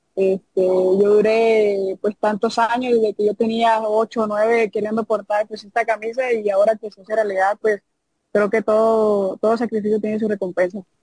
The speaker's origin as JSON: {"language": "Spanish", "town": "Tuxpan", "region": "Nayarit", "country": "Mexico", "also_born_or_lived": "Rosa Morada, Nayarit", "moved": "yes", "lives_now": "Jalisco, Mexico", "said": "soy de Tuxpan, Nayarit"}